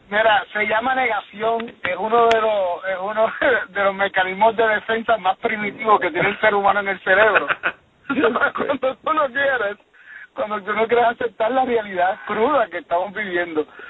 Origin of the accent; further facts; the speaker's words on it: Puerto Rico; yo como puertorriqueño